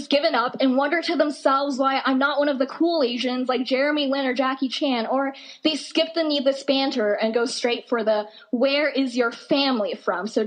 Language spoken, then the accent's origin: English; Boise, Idaho, United States; also born or lived in South Dakota / North Dakota; Oh, I, am from Boise, Idaho. I see, but where are you really from? I, I mean, I, I lived in South Dakota for a while. Okay, what about before that? I mean, I lived in North Dakota